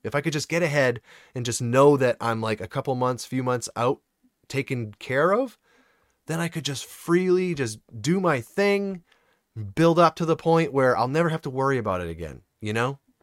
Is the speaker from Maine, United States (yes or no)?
yes; Maine, United States; I'm from Maine